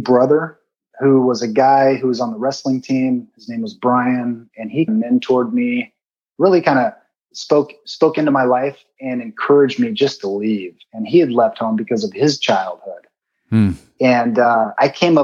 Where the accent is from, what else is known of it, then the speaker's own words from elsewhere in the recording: San Bernardino, California, United States; I grew up in the Mountain View Trailer Park, which is in San Bernardino, California